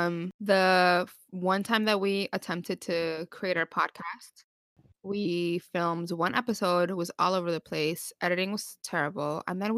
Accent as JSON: {"language": "English", "region": "New York", "country": "United States", "said": "We're Latina. We didn't ask to be born that way."}